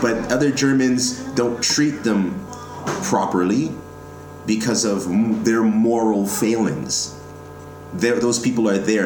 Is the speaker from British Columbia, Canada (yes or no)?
no; Toronto, Ontario, Canada; I'm born and raised in Toronto